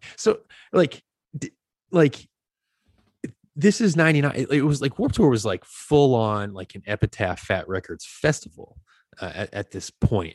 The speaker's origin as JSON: {"language": "English", "town": "Acushnet", "region": "Massachusetts", "country": "United States", "tie": "born or raised there", "said": "I grew up in this small town after my father retired, in a small town called Acushnet"}